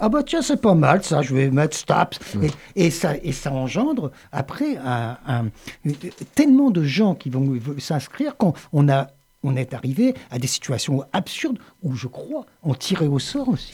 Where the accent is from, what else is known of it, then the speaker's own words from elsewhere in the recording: Le Havre, Normandy, France; now in Montpellier, France; je suis originaire du Havre